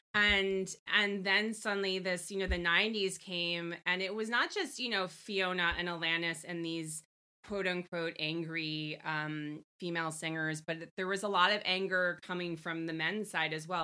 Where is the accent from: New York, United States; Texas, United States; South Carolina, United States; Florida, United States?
New York, United States; Long Island; I'm a girl from Long Island.